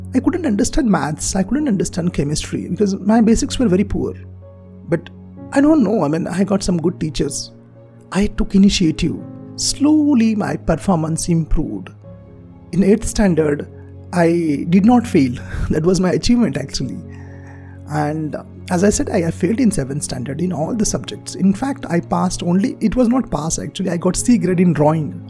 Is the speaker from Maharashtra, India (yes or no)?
yes; Marathi medium school, Maharashtra, India; English is a second language; I'm from Marathi medium school